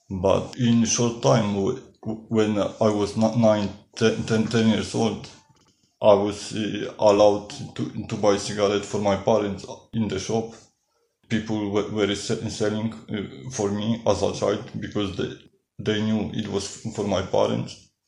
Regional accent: Poland; now in Amsterdam, Netherlands; Uh, I come from Poland and uh, I am living in Amsterdam.

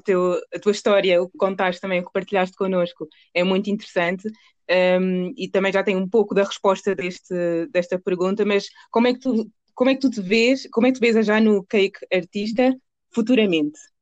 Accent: Portugal; nasci em Portugal, mas, mas os meus pais nasceram em Angola.

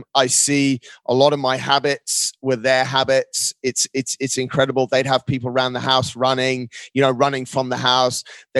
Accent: Dubai, United Arab Emirates; Mate, to be honest, it's almost like shatters the dream, because when I came here when I was four, there was nothing.

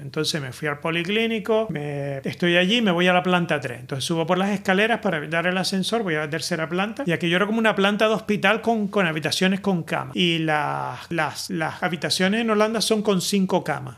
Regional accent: Spain; now in Netherlands; yo soy español

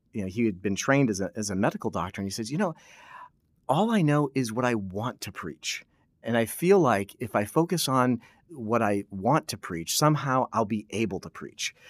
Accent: New England, United States; moved away as an adult; back home, uh, where I grew up in New England

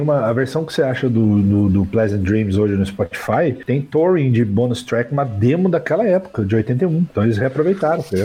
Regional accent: Brazil; Mas eu sou brasileiro

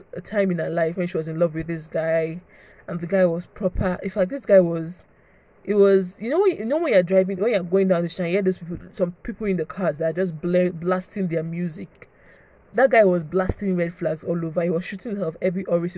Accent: Nigeria; I'm a Nigerian girl.

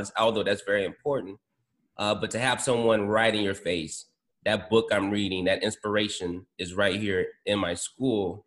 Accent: New Orleans, Louisiana, United States; now in Atlanta, United States; I grew up on Eganya Street

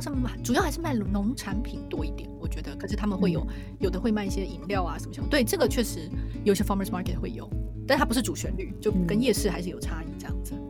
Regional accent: Taiwan; also born or lived in Taipei / Taichung; 因为我是台湾人，我从小在台湾吃小吃

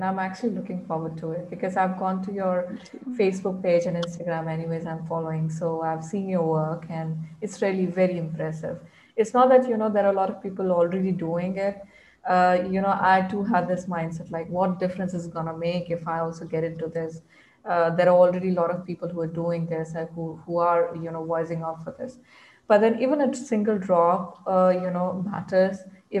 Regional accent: India; English is a second language; because being a girl, being in Indian society, I can feel that, you know, it feels like I'm a prisoner in my own mind.

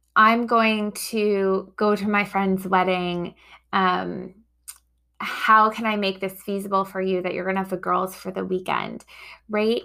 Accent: New York, United States; also born or lived in Boston; now in Chicago, United States; I grew up in New York

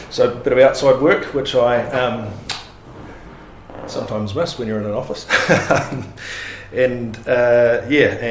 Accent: Palmerston North, Manawatū-Whanganui, New Zealand; also born or lived in Auckland / Otago; they relocated to Palmerston North. Um, and I grew up in Palmerston North until I went away to university

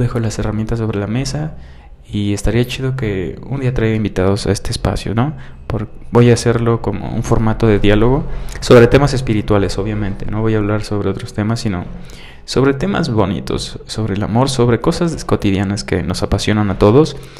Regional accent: Mexico; soy mexicano y es parte de mí

